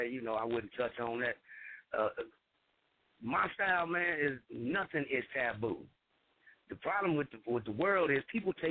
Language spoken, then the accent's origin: English; Kansas City, Missouri, United States; I'm from Kansas City, Missouri, nigga.